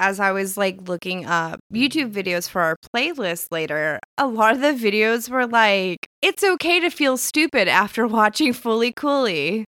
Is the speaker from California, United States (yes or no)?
yes; Laguna, California, United States; We're both from Laguna.